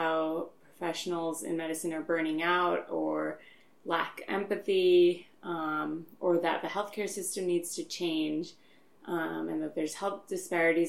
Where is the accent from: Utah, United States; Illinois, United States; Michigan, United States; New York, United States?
New York, United States; Long Island; now in Philadelphia, United States; originally from Long Island.